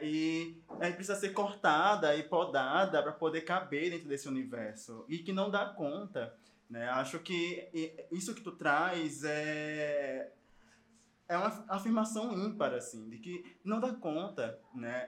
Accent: Recife, Pernambuco, Brazil; Eu sou de Pernambuco, sou de Recife

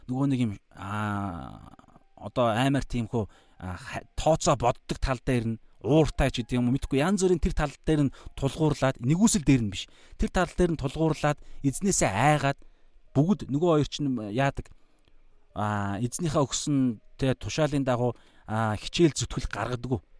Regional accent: Mongolia; born or raised there

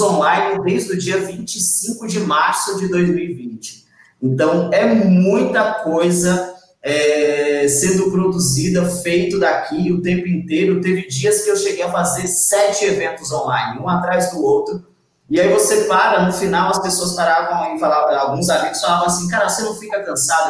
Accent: Arapiraca, Alagoas, Brazil; moved away as an adult; also born or lived in Maceió; eu sou nordestino, com quase 40 anos, é, nasci numa cidade no interior de Alagoas chamada Arapiraca.

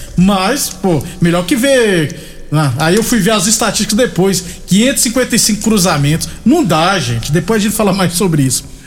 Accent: Jucurutu, Rio Grande do Norte, Brazil; now in Rio Verde, Brazil; Eu sou potiguar, sou do Rio Grande do Norte, da cidade de Jucurutu

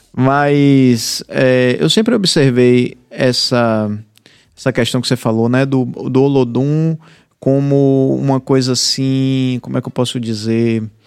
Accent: Bahia, Brazil; eu, como baiano

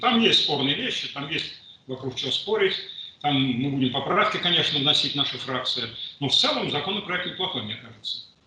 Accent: Moscow, Russia; хоть я москвич

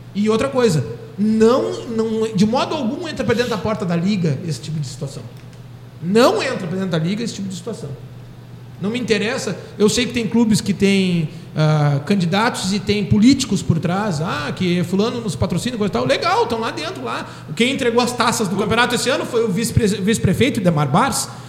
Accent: Pelotas, Rio Grande do Sul, Brazil; eu sou pelotense

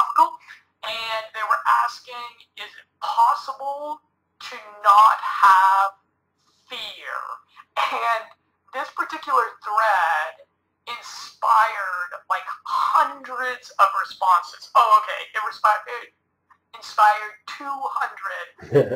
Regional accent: Colorado, United States; I'm a Midwest boy like yourself. I'm from Colorado

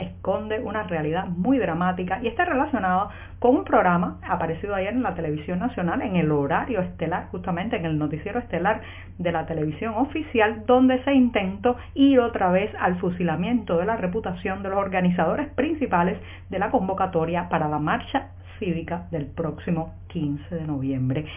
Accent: Cuba; como ciudadana de, de este país, como cubana

